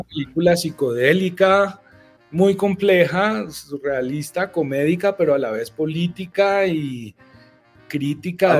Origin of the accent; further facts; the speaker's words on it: Bogotá, Colombia; yo soy un bogotano aquí de las montañas y del frío